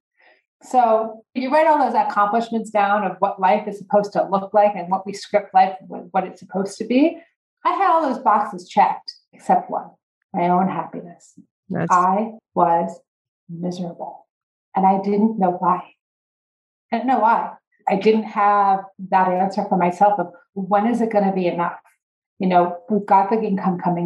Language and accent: English; northern central New Jersey, United States; moved away as an adult; also born or lived in Pennsylvania; now in Colorado, United States; I grew up in a upper middle class family in northern central New Jersey